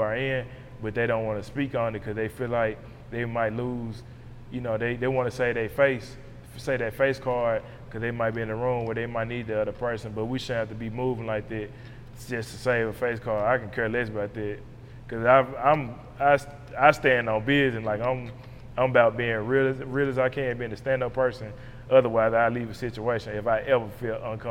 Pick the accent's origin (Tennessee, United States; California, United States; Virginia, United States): Tennessee, United States; Memphis; this is my hometown